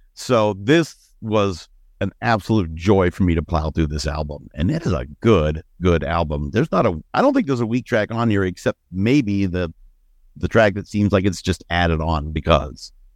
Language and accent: English; Ohio, United States; growing up in Gun Rack, Ohio